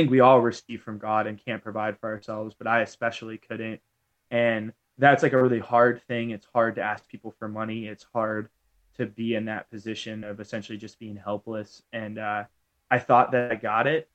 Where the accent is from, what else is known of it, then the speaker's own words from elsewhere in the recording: Ashburn, Virginia, United States; I'm from Northern Virginia. It's like a pretty wealthy suburb called Ashburn